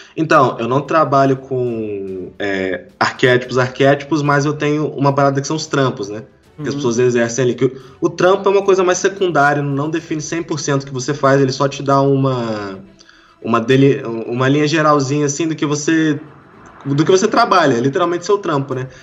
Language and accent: Portuguese; Volta Redonda, Rio de Janeiro, Brazil; Eu sou do, do interior do Rio de Janeiro, cara, Volta Redonda